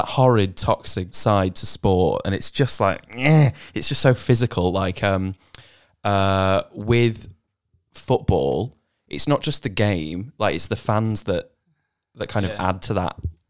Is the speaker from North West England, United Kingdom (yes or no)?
yes; Warrington, North West England, United Kingdom; now in Australia; I was born in Warrington in the UK